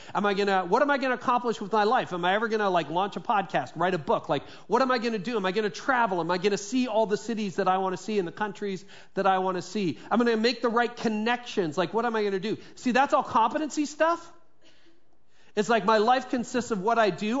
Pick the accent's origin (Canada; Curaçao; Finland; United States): Canada; Midland, Ontario; it was actually a law firm in Midland, and that's my hometown where I grew up through my teen years.